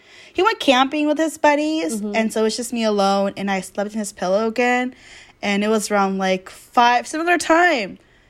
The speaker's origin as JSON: {"language": "English", "country": "United States", "tie": "born or raised there", "said": "growing up in America"}